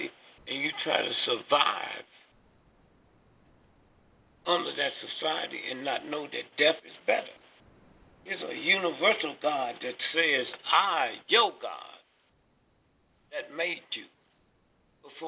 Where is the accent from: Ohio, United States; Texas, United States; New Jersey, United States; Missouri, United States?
Missouri, United States; St. Louis; I was born and raised in St. Louis.